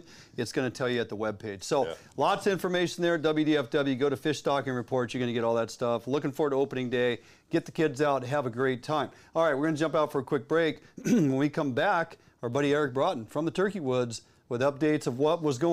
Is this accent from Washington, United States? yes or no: yes; the Northwest and Washington State, United States; growing up in the Northwest and Washington State